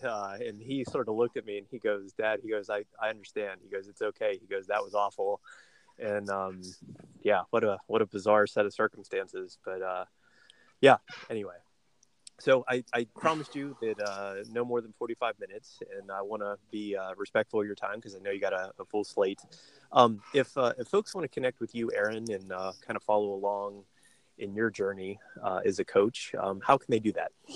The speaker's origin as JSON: {"language": "English", "country": "United States", "said": "for us as Americans"}